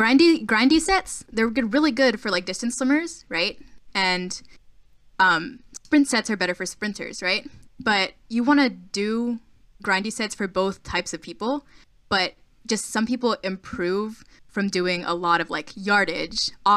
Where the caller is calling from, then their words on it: Orlando, Florida, United States; I am calling from Orlando.